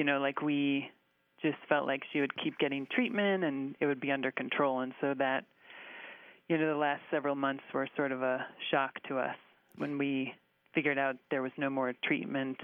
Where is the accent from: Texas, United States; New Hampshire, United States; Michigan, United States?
Michigan, United States; moved away; We're all from Michigan.